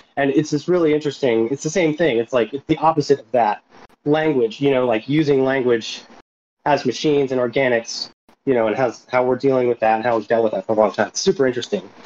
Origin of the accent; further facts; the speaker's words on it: Philadelphia, Pennsylvania, United States; from Philadelphia